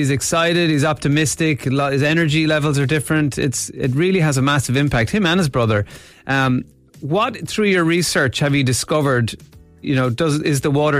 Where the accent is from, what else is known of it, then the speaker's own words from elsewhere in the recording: Ireland; we have a strange relationship with water as Irish people, even though we are an island nation.